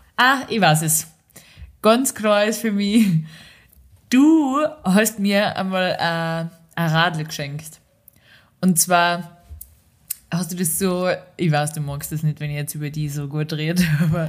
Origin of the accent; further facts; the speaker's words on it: Austria; moved away; da wo in dem ganzen Tal, wo ich herkomme, gibt es keine einzige Ampel